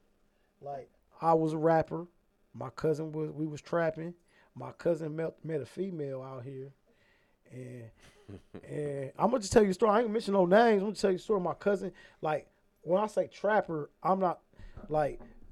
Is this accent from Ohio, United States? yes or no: yes; Columbus, Ohio, United States; moved away as an adult; now in Atlanta, United States; back in my hometown